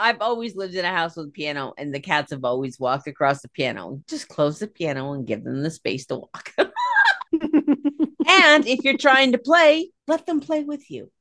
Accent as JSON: {"language": "English", "country": "United States", "also_born_or_lived": "New York / New Jersey", "said": "I am from Pennsylvania, New York, New Jersey. We say radiator"}